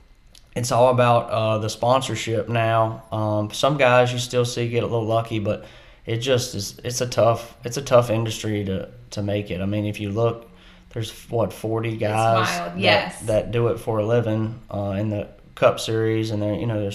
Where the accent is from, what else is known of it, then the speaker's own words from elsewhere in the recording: Southside, Virginia, United States; I grew up here in Southside, Virginia as a kid